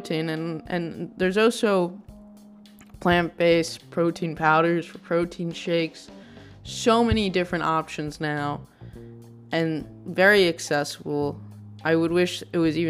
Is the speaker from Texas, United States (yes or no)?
yes; Texas, United States; I grew up in Texas